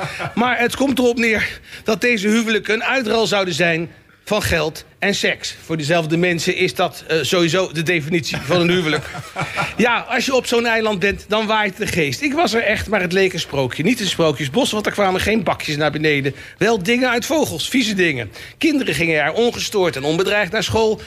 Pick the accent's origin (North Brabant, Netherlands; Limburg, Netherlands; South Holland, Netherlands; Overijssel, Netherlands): South Holland, Netherlands; The Hague; als Hagenees